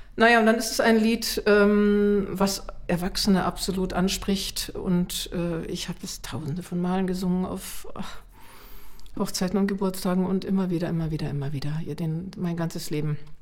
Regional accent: Munich, Bavaria, Germany; ich bin ja in München aufgewachsen

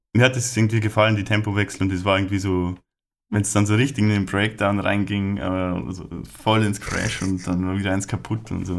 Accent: Lower Bavaria, Germany; bei uns in Niederbayern, Oberpfalz

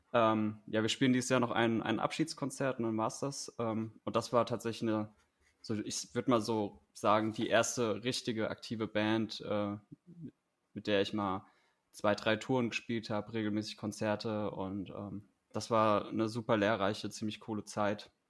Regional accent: Hanau, Hesse, Germany; moved away as an adult; also born or lived in Gießen; now in Wiesbaden, Germany; geboren und aufgewachsen bin ich in Hanau

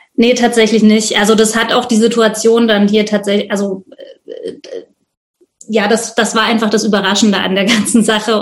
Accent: Leipzig, Saxony, Germany; bin aus Leipzig

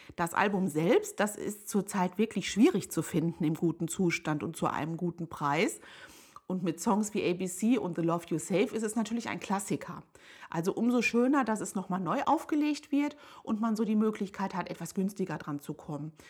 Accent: Hagen, North Rhine-Westphalia, Germany; In meiner Heimatstadt Hagen in Nordrhein-Westfalen

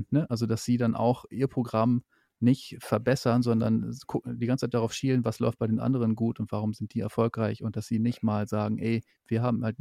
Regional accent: Northern Germany, Germany; ich komme aus dem Norden, ich kenne halt viele so

